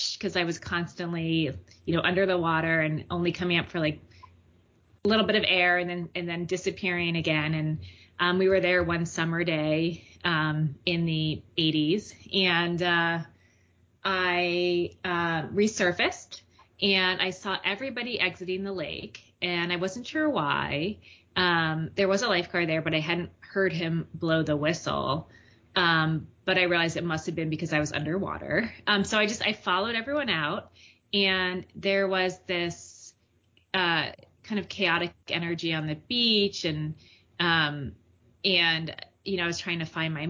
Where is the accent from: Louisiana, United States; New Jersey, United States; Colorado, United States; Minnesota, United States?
New Jersey, United States; Mendham; now in Boston, United States; my hometown in New Jersey, Mendham, New Jersey